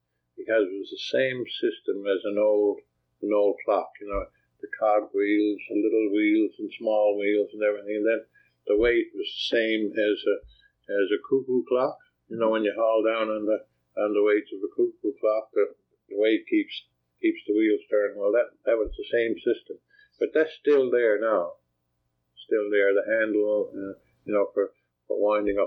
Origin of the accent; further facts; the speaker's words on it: Cape Race, Newfoundland and Labrador, Canada; also born or lived in St. John's, Newfoundland and Labrador; after a couple of weeks, I went to Cape Race to join the rest of my family with my mother